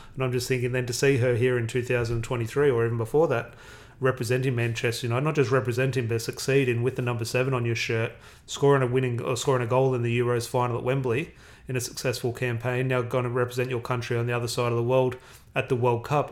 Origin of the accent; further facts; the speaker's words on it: Australia; I'm Australian.